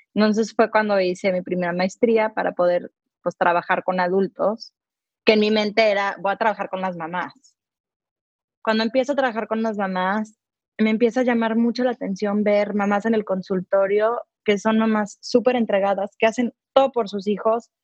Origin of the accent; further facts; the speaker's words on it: Mexico; now in United States; soy una mamá mexicana que amo, amo México, pero vivo en Estados Unidos